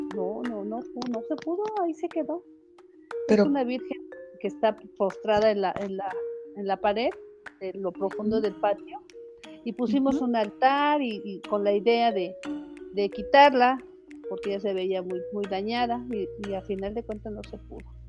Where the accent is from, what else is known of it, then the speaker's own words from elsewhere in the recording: Mexico City, Mexico; soy nativa de esta, de esta colonia, nací aquí en las calles de Antonio Caso, 117